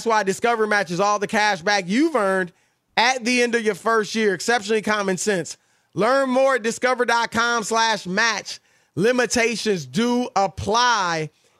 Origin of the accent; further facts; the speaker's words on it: Ohio, United States; I was growing up in Ohio, …, …, all that stuff.